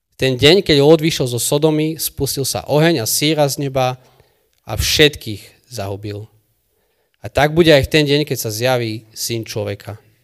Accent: Michalovce, Košice Region, Slovakia; u nás v Michalovciach

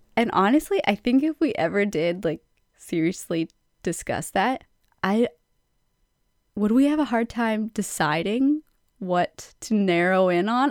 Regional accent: Canada; because we are Canadian

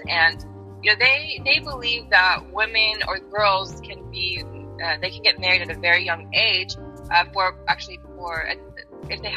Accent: Tulsa, Oklahoma, United States; moved away as an adult; also born or lived in Iran; from, you know, Tulsa, Oklahoma.

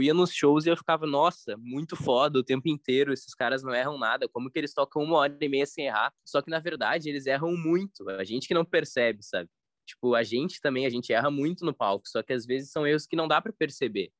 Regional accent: Brazil; a gente é brasileiro

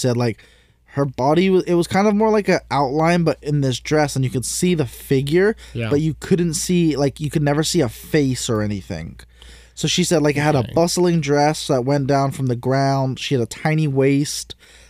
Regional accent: England, United Kingdom; If you didn't know, I'm English.

